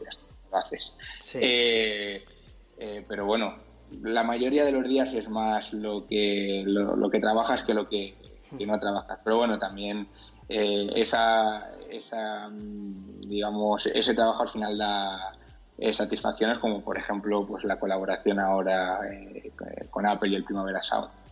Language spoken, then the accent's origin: Spanish; Santa Cruz de la Zarza, Castilla-La Mancha, Spain; moved away as an adult; now in Madrid, Spain; yo soy de un pueblo de, La Mancha que se llama Santa Cruz de la Zarza, es súper pequeño, tiene 5.000 habitantes. Y bueno, cuando eh, cumplí 18 años me, vine